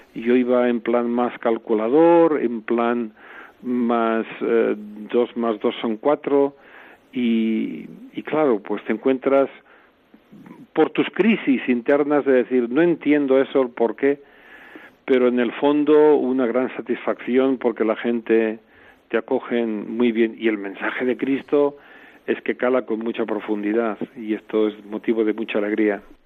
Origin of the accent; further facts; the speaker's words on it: Barcelona, Catalonia, Spain; moved away as an adult; also born or lived in South Africa; Yo soy natural de Barcelona